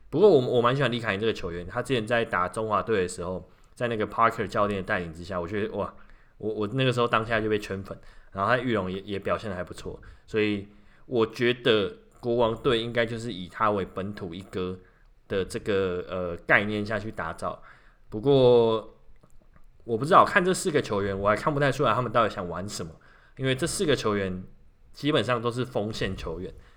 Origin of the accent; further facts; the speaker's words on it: Kaohsiung, Taiwan; 身为高雄人